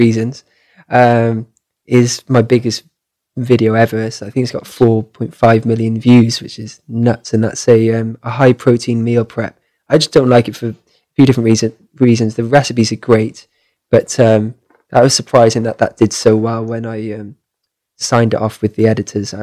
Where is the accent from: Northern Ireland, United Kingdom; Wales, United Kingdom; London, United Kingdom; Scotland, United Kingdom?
Wales, United Kingdom; Cardiff; I traveled right down south to Cardiff, where I'm from